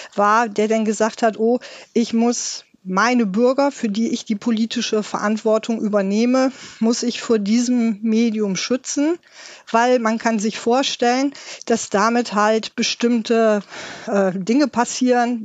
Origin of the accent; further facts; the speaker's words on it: Germany; bei uns in Deutschland